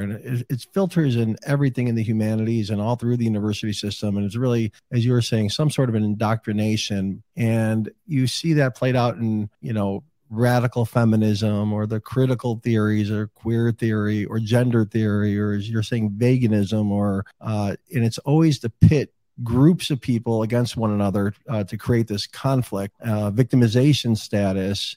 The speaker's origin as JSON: {"language": "English", "town": "Chicago", "region": "Illinois", "country": "United States", "tie": "born or raised there", "said": "Chicago, my hometown."}